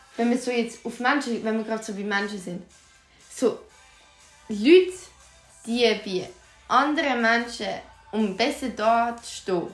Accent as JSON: {"language": "German", "region": "Aargau", "country": "Switzerland"}